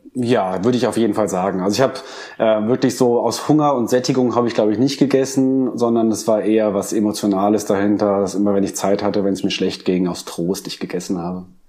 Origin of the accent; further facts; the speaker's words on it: Germany; wir sind tatsächlich als Deutsche